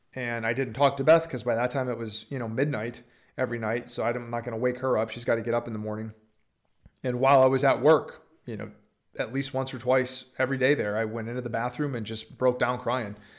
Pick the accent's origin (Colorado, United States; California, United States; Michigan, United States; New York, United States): Michigan, United States; Upper Peninsula; moved away as an adult; also born or lived in Green Bay, Wisconsin; now in Texas, United States; I'm from the Upper Peninsula, Michigan, like three hours south of the Canadian border, uh, one stoplight town